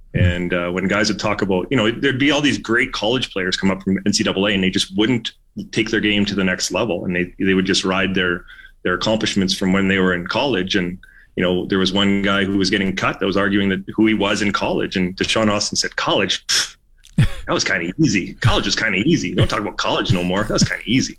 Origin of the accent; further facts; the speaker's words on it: Canada; as a Canadian player